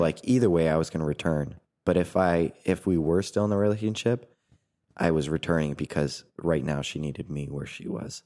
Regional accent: New Hampshire, United States; moved away as an adult; also born or lived in Brazil; now in Indiana, United States; I'm originally from New Hampshire.

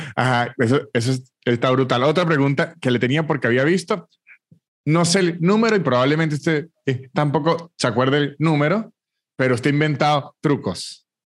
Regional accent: Venezuela

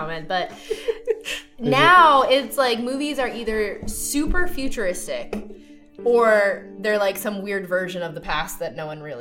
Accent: Cranston, Rhode Island, United States; Revival Brewing Company out of Cranston, my hometown

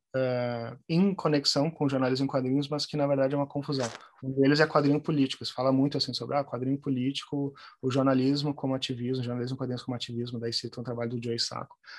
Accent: Porto Alegre, Rio Grande do Sul, Brazil; moved away as an adult; also born or lived in Santa Maria / Germany; Eu sou de Porto Alegre, fui para Santa Maria terminar o colégio e terminar o segundo grau e fazer a faculdade, voltei para Porto Alegre

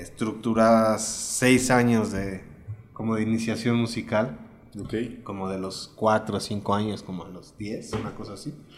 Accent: Mexico; also born or lived in Puebla; Nací aquí, me fui allá después de primero de secundaria, como a los 13, 14 años. Y me regresé terminando la prepa para acá.

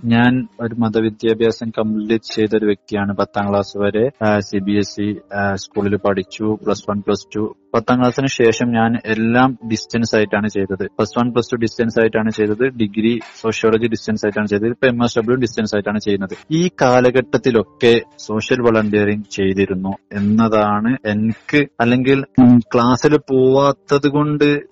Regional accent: Kerala, India

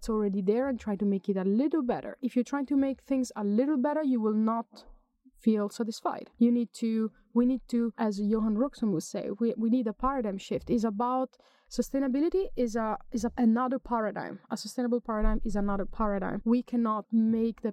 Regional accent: Italy; moved away as an adult; also born or lived in Germany; now in Sweden; I'm from Italy. I've lived in Sweden for 10 years

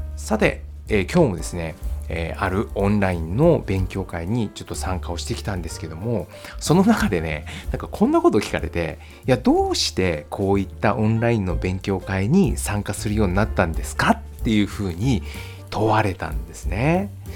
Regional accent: Japan; 電車を使って名古屋市内の、えー、と学校に通っていたんですね。で地元自分の地元からですね

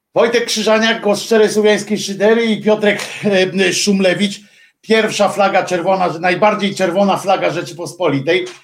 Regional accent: Gdynia, Pomeranian Voivodeship, Poland; moved away as an adult; also born or lived in Tychy; now in Warsaw, Poland; ja się urodziłem w Gdyni i mam do niej sentyment

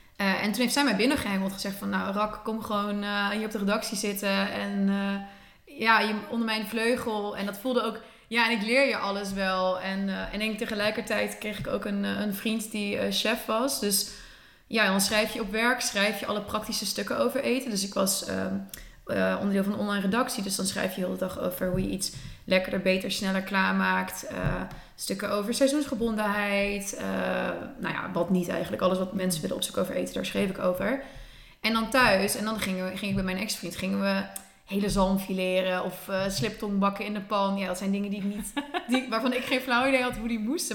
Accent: Netherlands; mijn vader is Spaans, mijn moeder is Nederlands, ik ben gemixt, ik ben in Nederland opgegroeid

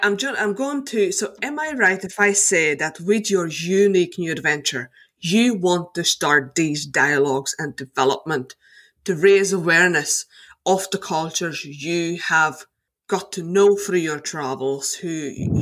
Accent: Slovakia; now in Northern Ireland, United Kingdom; I was born in Slovakia and I have Hungarian roots. I moved to Northern Ireland 15 years ago

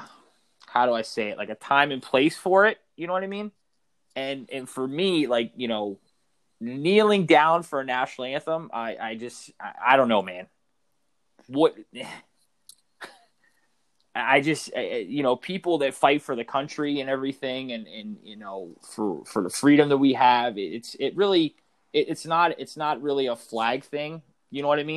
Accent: United States; being an American

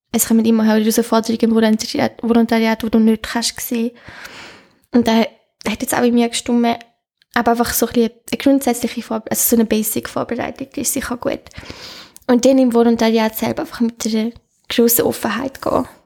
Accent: Netherlands; Schön, das ist mein Heimatland.

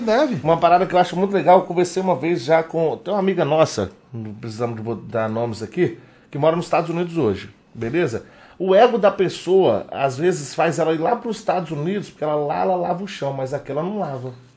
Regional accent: Vila Velha, Espírito Santo, Brazil; nós somos cria da Praia da Costa

